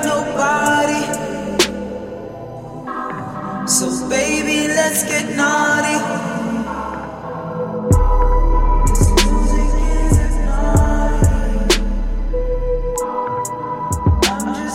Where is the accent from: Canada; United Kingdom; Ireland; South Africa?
South Africa; as a South African musician